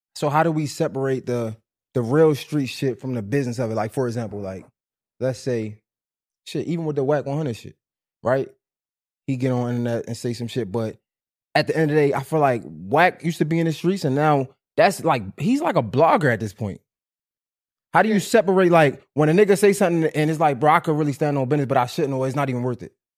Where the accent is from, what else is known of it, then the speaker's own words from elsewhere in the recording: Baltimore, Maryland, United States; I'm on Fulton. I'm over west, right? I'm from over west